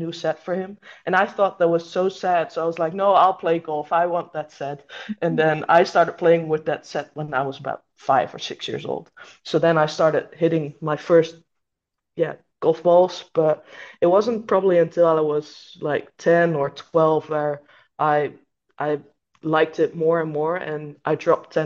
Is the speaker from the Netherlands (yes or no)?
yes; Netherlands; born or raised there